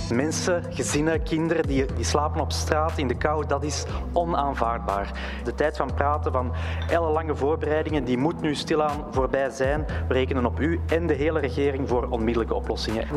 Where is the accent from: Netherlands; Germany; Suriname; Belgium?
Belgium; Brussels, Brussels-Capital Region; als Brusselaar